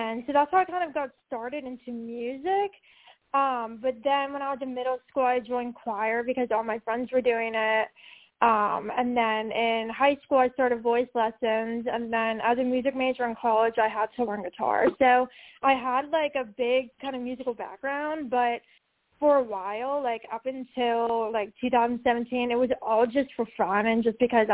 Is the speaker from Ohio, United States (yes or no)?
no; Pittsburgh, Pennsylvania, United States; I'm from Pittsburgh